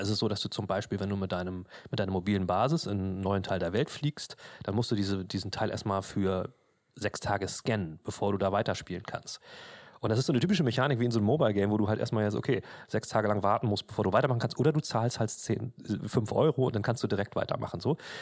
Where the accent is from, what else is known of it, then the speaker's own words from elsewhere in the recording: Germany; bei uns in Deutschland